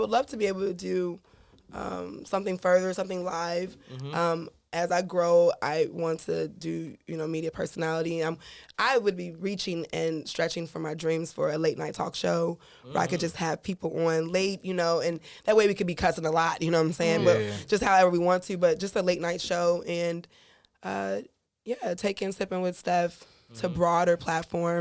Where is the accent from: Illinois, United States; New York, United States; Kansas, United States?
Kansas, United States; Kansas City; I grew up in Wyandotte County, Kansas City, Kansas.